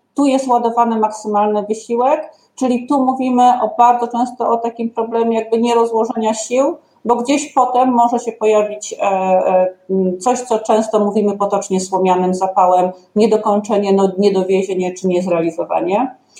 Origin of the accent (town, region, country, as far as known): Ustrzyki Dolne, Subcarpathian Voivodeship, Poland; born or raised there